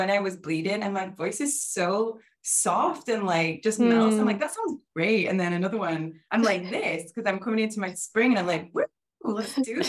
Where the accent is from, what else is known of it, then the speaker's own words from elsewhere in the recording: England, United Kingdom; I'm from England originally.